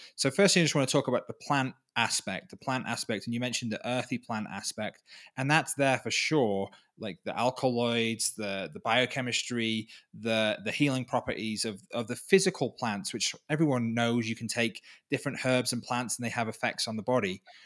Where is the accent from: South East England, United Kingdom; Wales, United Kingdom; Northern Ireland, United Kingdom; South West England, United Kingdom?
Wales, United Kingdom; moved away as an adult; now in Peru; I was from Wales, from the U K